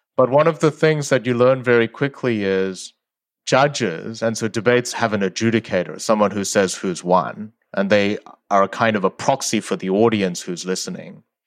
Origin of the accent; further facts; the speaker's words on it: Sydney, New South Wales, Australia; English is a second language; also born or lived in South Korea; I moved when I was eight from South Korea to Australia, and I didn't speak English at the time